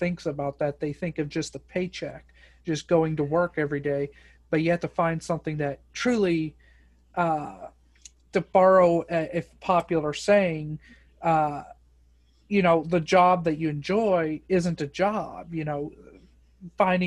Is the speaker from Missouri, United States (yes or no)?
yes; Boonville, Missouri, United States; I'm from Boonville, so this area